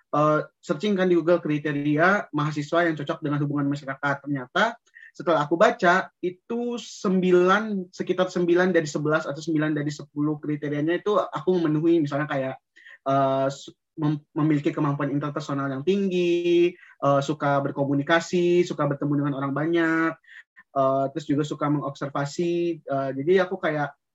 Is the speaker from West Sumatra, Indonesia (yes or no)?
yes; Padang, West Sumatra, Indonesia; moved away as an adult; aku berasal dari Padang, orang Minang tentunya